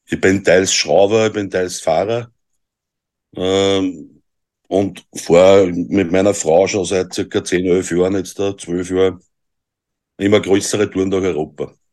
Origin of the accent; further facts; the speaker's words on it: Austria; Ich bin aus Österreich.